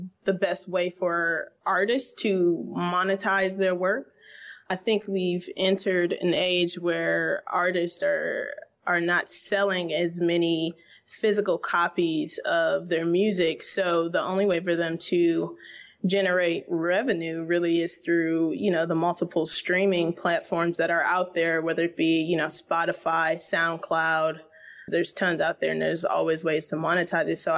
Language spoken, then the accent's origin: English; Toledo, Ohio, United States; moved away as an adult; now in Berlin, Germany; Originally from Toledo, Ohio